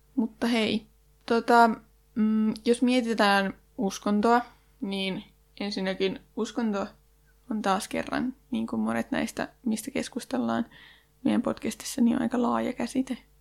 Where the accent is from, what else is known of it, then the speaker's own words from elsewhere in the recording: Janakkala, Tavastia Proper, Finland; mähän itse oon Janakkalasta